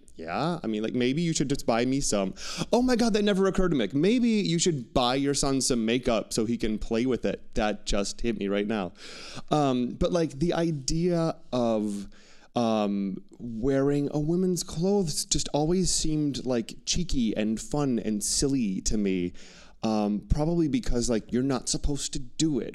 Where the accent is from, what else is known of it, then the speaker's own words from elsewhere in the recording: Wauwatosa, Wisconsin, United States; I would never say I'm from the Milwaukee or the Wauwatosa," my suburb